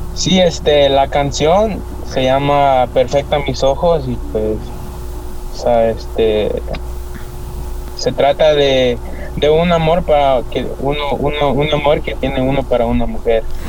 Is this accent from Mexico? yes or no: no; El Salvador; moved away; Del Salvador, yo vengo del Salvador.